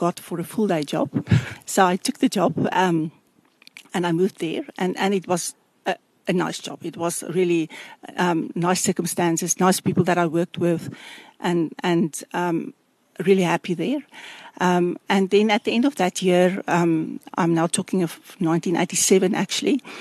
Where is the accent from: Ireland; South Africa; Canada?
South Africa; Phalaborwa, Limpopo; moved away as an adult; also born or lived in Tzaneen; So I grew up in Palaborwa